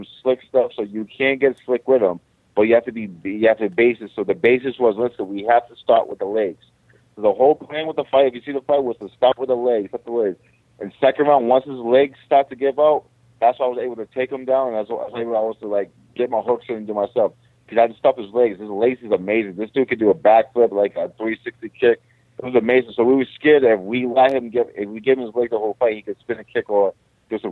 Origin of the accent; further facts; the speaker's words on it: Boston, Massachusetts, United States; all my people in my hometown